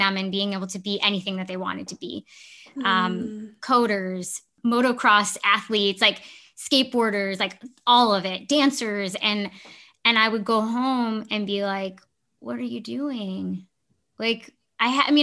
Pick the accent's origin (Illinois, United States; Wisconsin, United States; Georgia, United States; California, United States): Illinois, United States; Chicago; moved away as an adult; also born or lived in Milwaukee; I grew up in the Chicago area, so I knew the Midwest